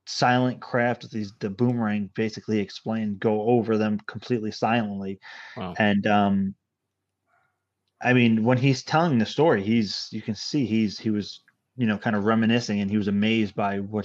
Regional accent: Hudson Valley, New York, United States; But the Hudson Valley, you know, I guess I'm fortunate enough to grow up that. I grew up in this area

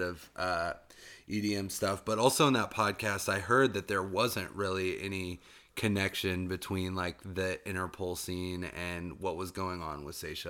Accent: Tennessee, United States; now in Asheville, United States; I'm from Tennessee

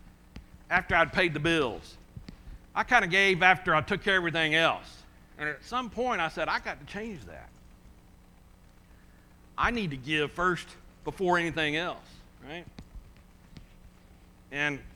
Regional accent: United States; I'm from America

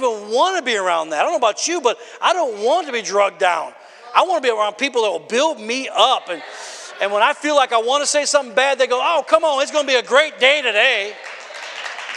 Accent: Wisconsin, United States; I come from Wisconsin

